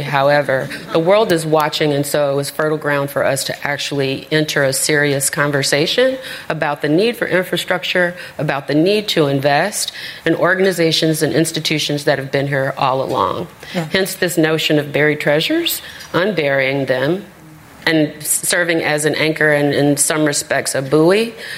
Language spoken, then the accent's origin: English; Chicago, Illinois, United States; I'm from Roseland